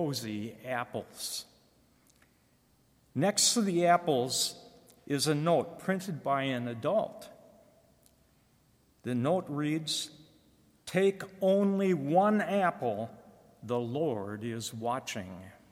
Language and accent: English; Moorhead, Minnesota, United States; moved away; I was born and raised in Moorhead, Minnesota.